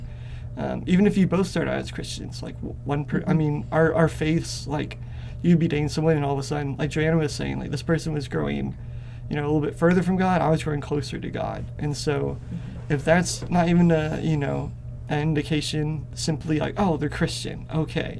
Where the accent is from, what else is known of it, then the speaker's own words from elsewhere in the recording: Atlanta, Georgia, United States; I come from Bible Belt Southern culture. I was born in Atlanta, Georgia